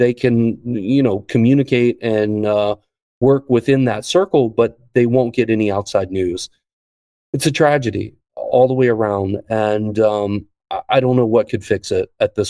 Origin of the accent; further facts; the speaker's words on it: D.C., Virginia, United States; moved away as an adult; also born or lived in Ukraine; I've lived in Ukraine for a decade. I'm originally from Virginia, right outside of Washington, D.C.